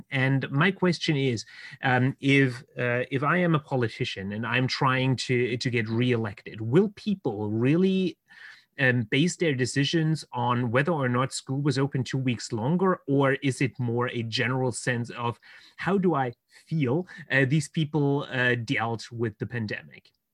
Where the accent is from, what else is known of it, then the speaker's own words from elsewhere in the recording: Baden-Württemberg, Germany; here in Germany, in my home state of Baden Württemberg